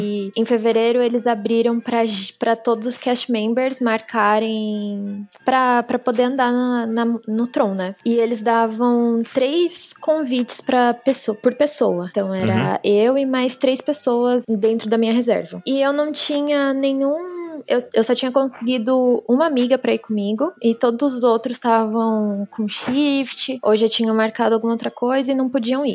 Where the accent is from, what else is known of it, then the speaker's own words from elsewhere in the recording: São Paulo, Brazil; Eu falei: De São Paulo.